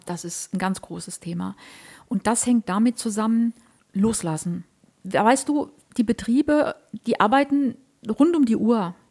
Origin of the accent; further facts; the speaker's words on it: Germany; ich komme ja so aus der Eifel, ich rede mal so platt